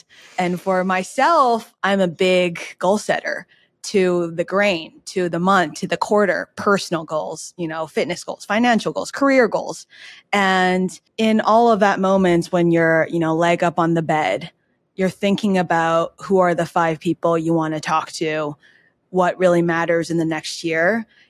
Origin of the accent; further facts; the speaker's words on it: New York, United States; now in Los Angeles, United States; And noted too, in LA, I, as a New Yorker, I didn't know how to drive